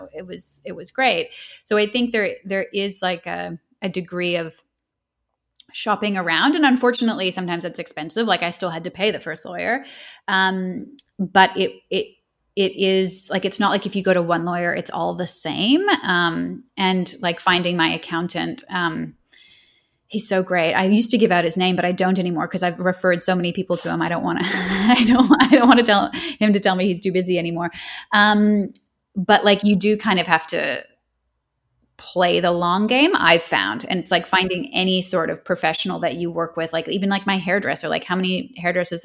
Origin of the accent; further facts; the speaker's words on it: Canada; moved away as an adult; now in Australia; I'm Canadian, but I live in Australia and I have done so since 2011